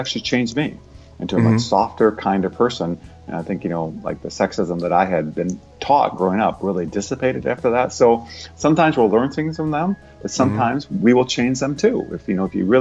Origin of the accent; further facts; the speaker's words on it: Iowa, United States; moved away; I grew up in Iowa, you know, typical Midwestern kind of guy